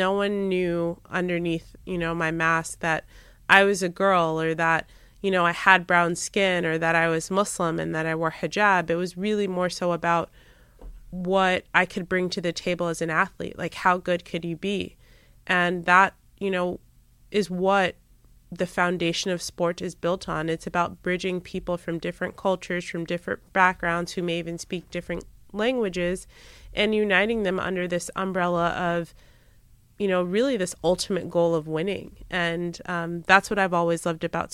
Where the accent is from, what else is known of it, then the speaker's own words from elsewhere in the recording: United States; an ethnic minority growing up in the United States